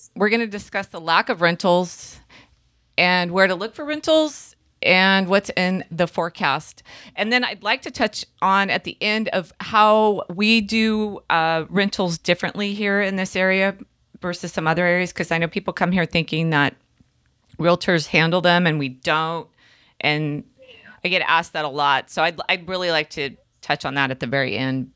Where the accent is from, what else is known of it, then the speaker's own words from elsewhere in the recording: Santa Cruz, California, United States; I grew up on Bay Street